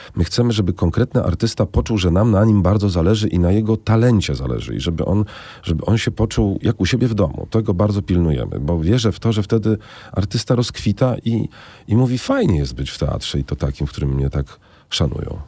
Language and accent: Polish; Warsaw, Masovian Voivodeship, Poland; skoro się wychowałem, jestem warszawianinem, wychowałem się na teatrze literackim